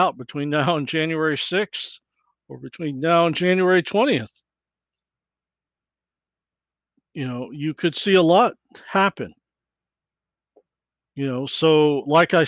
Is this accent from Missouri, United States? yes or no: no; Texas, United States; me being a Texan